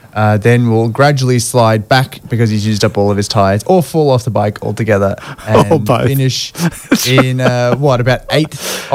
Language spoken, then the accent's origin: English; Australia; as an Australian